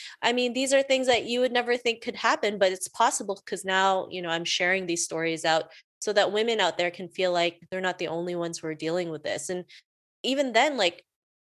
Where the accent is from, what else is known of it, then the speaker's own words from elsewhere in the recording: Canada; also born or lived in Philippines; I was born in the Philippines. I moved to Canada with my family when I was 7. And, you know, growing up in Canada